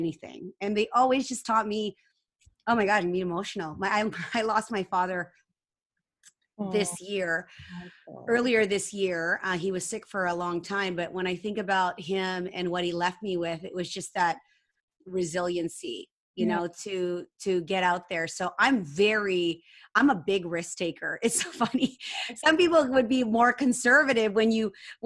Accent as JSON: {"language": "English", "country": "Canada", "said": "I'm Asian. I'm Canadian, Filipino Canadian."}